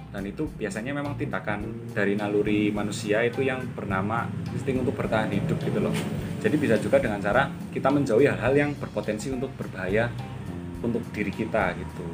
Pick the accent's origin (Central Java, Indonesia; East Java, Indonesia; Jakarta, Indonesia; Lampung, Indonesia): Central Java, Indonesia; Purbalingga; also born or lived in Semarang; saya uh, berasal dari Purbalingga. Saya aslinya Purbalingga